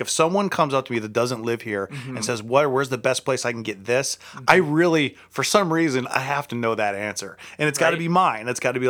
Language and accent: English; United Kingdom; Yes. I'm actually British, and I do that, like, the American accent.